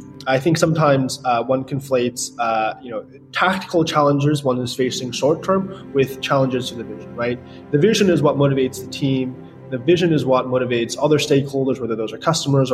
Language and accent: English; New York, United States; I grew up in New York